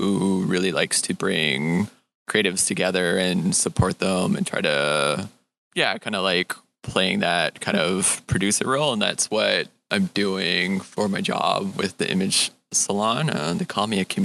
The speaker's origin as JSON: {"language": "English", "town": "Edmonton", "region": "Alberta", "country": "Canada", "moved": "yes", "lives_now": "Montreal, Canada", "said": "I'm originally from Edmonton, Alberta, and I'm a creative who's now living and working in Montreal"}